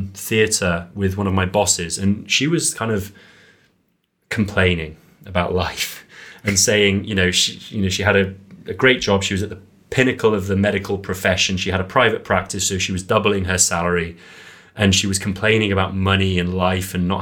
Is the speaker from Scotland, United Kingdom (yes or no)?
no; Wales, United Kingdom; also born or lived in Serbia; Growing up in Wales